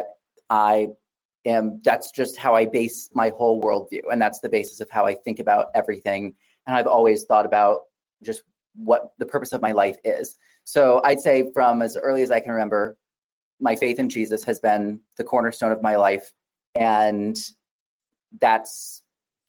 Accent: Wichita, Kansas, United States; moved away as an adult; now in Dallas, United States; I'm originally from Wichita, Kansas, but I moved here 5 years ago.

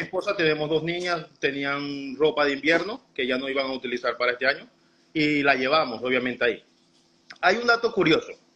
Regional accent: Venezuela; moved away as an adult; now in Chicago, United States

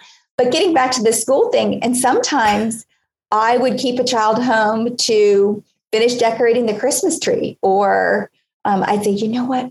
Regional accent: Hollywood, Florida, United States; I grew up in Hollywood, Florida.

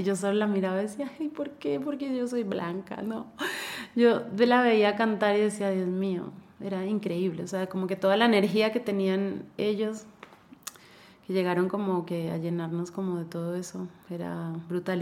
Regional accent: Colombia; now in Ecuador; yo toda la vida he escuchado San Antonio en Colombia

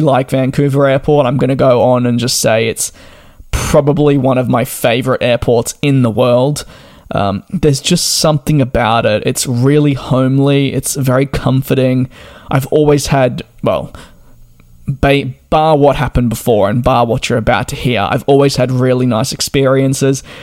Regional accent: Melbourne, Victoria, Australia; moved away; also born or lived in London; I'm from Melbourne, and while we get four seasons in one day

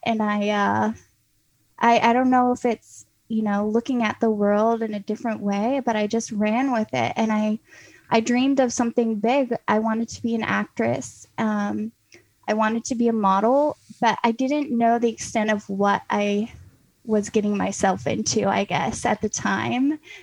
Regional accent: North Carolina, United States; I grew up in North Carolina on a farm

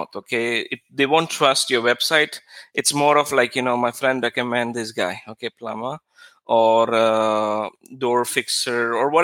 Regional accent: India; moved away as an adult; now in Israel; When I moved to Israel, I was very, because I came from India, I think 9 years ago something

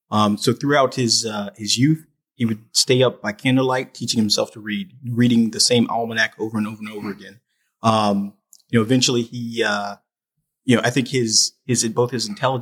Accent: Fayetteville, North Carolina, United States; I was born and raised right here in Fayetteville, North Carolina, not 12 miles down the road at Cape Fear Valley Hospital. I'm an Army brat. My father retired after 27 years in the Army. I was born a twin.

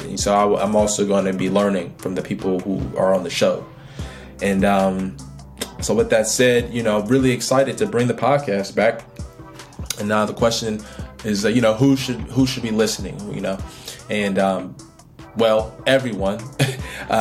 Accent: Oakland, California, United States; I'm from Oakland, California, grew up in a single parent household, grew up in poverty.

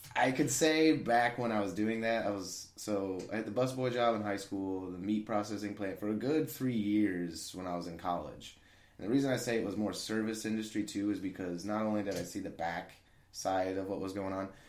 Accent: Lincoln, Illinois, United States; moved away as an adult; my hometown's Lincoln, Illinois.

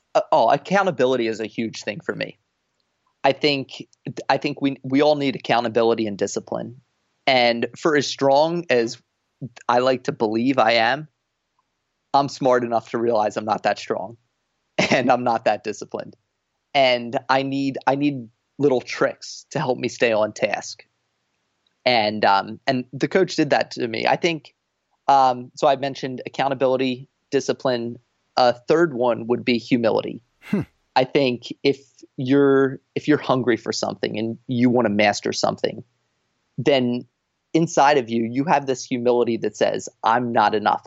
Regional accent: New Jersey, United States; moved away as an adult; also born or lived in Boston; a school in my home state in New Jersey

